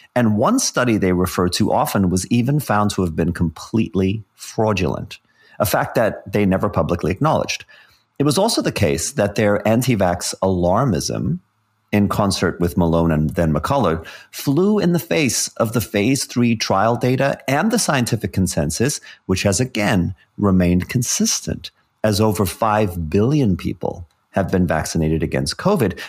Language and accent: English; South Africa; growing up in South Africa in the seventies and eighties